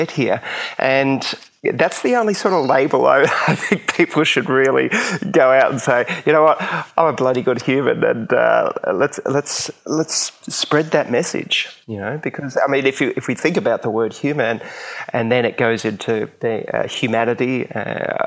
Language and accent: English; Queensland, Australia; I grew up in Queensland, and basically that's where I am now, near the Gold Coast